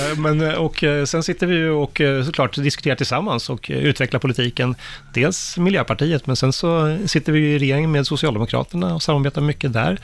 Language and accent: Swedish; Solna, Stockholm County, Sweden; Jag växte ju upp bara ett stenkast från Råsunda i, i Solna